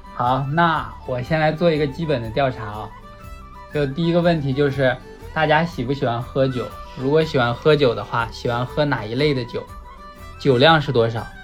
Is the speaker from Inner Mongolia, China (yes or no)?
yes; Hulunbuir, Inner Mongolia, China; 好好介绍了一下咱们家乡